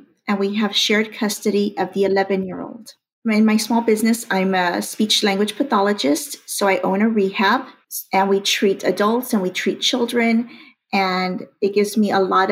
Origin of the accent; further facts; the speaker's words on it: McAllen, Texas, United States; I'm from McAllen, Texas.